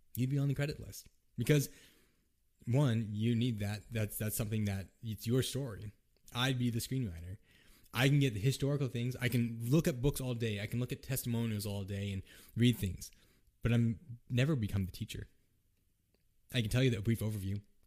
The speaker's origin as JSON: {"language": "English", "country": "United States", "said": "I am Japanese American. I'm mixed race"}